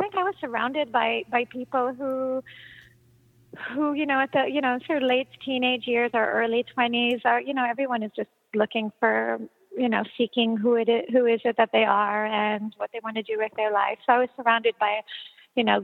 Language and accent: English; Israel; growing up in Israel